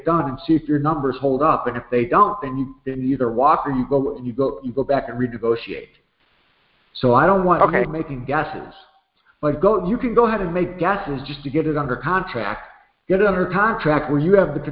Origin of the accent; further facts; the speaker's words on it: Chicago, Illinois, United States; moved away; I grew up over there. I was on 67th and South Shore